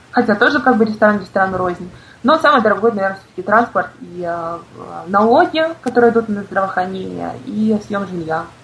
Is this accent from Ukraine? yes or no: yes; Crimea, Ukraine; потому что все-таки я крымчанка, и я каждый год езжу на джаз-фестиваль.